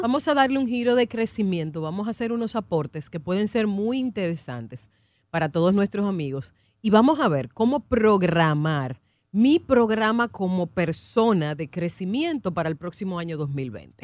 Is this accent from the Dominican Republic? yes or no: yes; Dominican Republic; nosotros como dominicanos somos muy emotivos